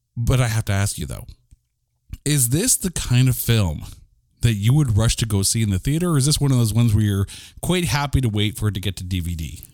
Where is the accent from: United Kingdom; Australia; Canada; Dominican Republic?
Canada; we're Canadian